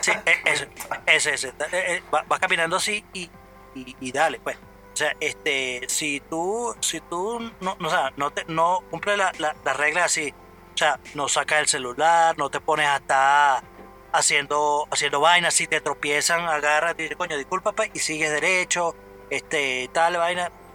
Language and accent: Spanish; Venezuela; moved away; yo estoy en mi país, no jode, coño. Este no es mi ciudad, pero coño, es mi tierra